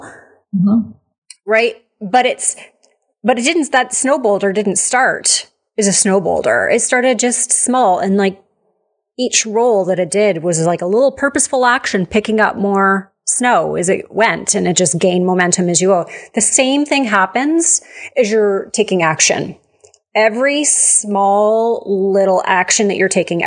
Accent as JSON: {"language": "English", "country": "Canada", "said": "We're Canadian. I live up in the, like, near the mountains."}